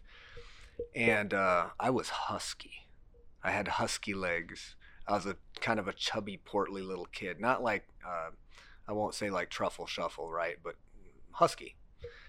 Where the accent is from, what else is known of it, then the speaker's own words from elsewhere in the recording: Cedar Rapids, Iowa, United States; also born or lived in Lamont, Iowa; I was born in this area. I was born in Mercy Hospital. I've been here all my life